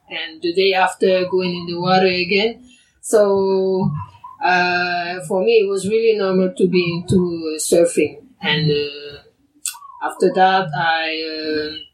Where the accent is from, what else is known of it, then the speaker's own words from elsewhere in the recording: French Polynesia; moved away as an adult; also born or lived in Tahiti; I was born here and was here